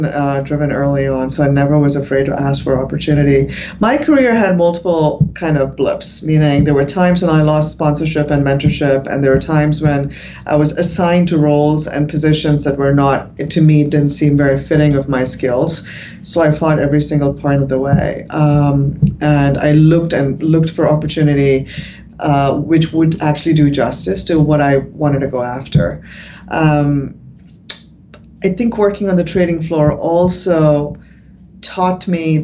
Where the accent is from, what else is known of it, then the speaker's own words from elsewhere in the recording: India; moved away; I was from India